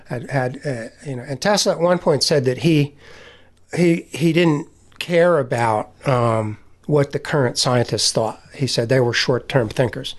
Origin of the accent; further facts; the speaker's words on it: near Menlo Park, New Jersey, United States; I grew up in New, right near Menlo Park in New Jersey.